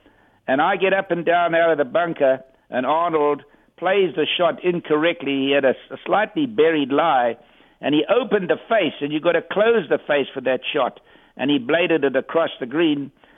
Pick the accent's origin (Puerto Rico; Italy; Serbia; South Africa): South Africa; I'm from South Africa.